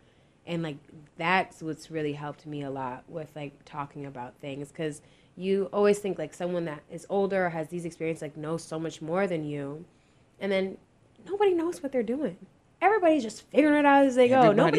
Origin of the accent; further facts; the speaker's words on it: Jamaica; because we bicker, we're Jamaican, you know, we be going back and forth.